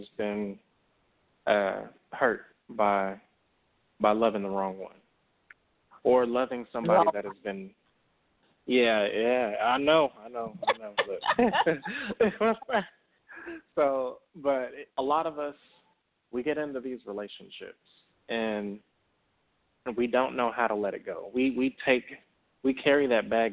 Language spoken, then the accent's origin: English; Dallas, Texas, United States; accent: country drawl; I'm from Texas. You know, I'm from Dallas, so I got that country draw